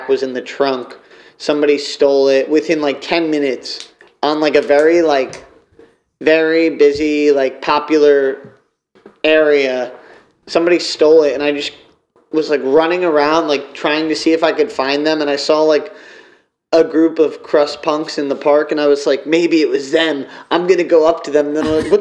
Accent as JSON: {"language": "English", "region": "New Jersey", "country": "United States", "said": "I'm from New Jersey too"}